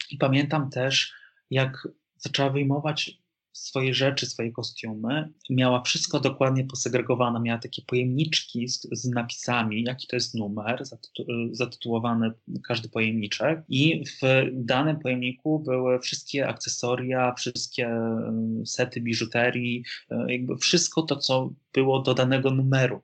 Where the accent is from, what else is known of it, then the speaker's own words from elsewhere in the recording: Lublin, Lublin Voivodeship, Poland; moved away; to jest moja, moje, rodzinne, moje rodzinne miasto